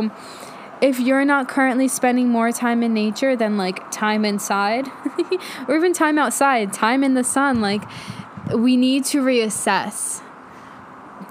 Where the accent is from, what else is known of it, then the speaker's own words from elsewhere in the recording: New York City, New York, United States; I grew up in New York, right outside the city in Queens